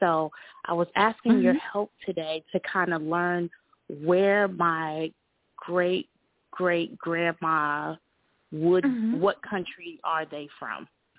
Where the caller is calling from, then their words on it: Charlotte, North Carolina, United States; I'm calling from Charlotte, North Carolina.